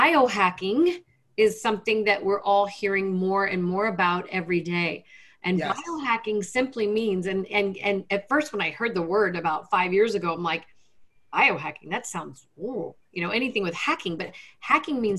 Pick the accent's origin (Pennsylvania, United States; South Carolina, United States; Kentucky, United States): Kentucky, United States; Lexington; also born or lived in Washington, D.C.; I grew up in Lexington, Kentucky, youngest of five kids.